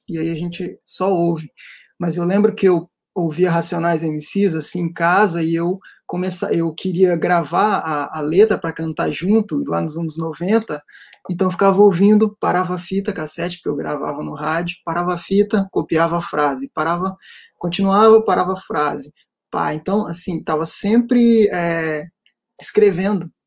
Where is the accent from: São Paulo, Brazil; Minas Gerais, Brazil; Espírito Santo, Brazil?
Espírito Santo, Brazil; Serra; Serra Dourada né que é onde eu cresci